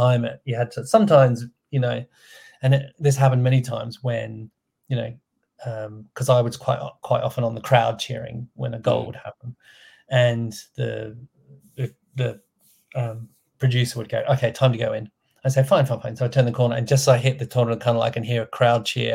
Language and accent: English; Australia; moved away; I'm from Australia